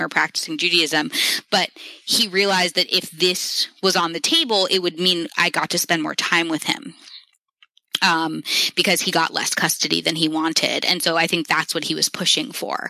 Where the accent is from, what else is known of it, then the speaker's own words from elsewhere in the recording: New York City, New York, United States; I grew up in New York City in this very diverse group of friends